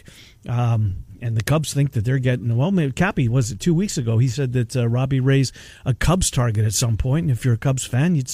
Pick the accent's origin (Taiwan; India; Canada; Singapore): Canada; Winnipeg, Manitoba; moved away; my hometown